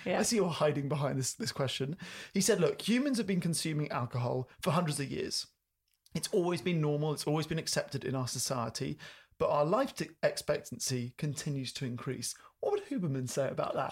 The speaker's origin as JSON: {"language": "English", "country": "United Kingdom", "said": "me being British"}